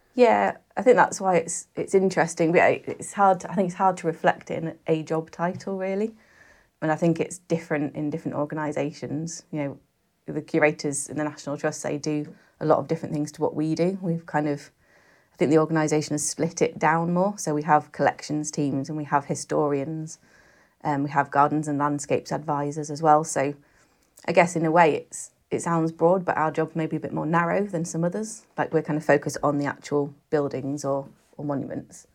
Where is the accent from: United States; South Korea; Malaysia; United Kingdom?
United Kingdom; Cumbria, North West England; moved away as an adult; also born or lived in Reading; I grew up in Cumbria